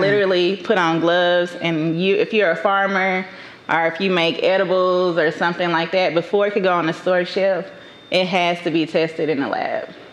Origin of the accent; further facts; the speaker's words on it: Dallas, Texas, United States; also born or lived in Atlanta, Georgia (College Park, Union City); I was raised in Oak Cliff, Texas, quote unquote. Some people like to call it the hood.